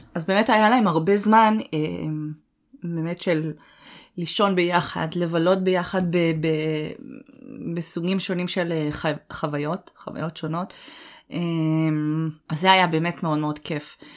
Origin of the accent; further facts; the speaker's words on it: Northern Israel, Israel; moved away as an adult; אני צפונית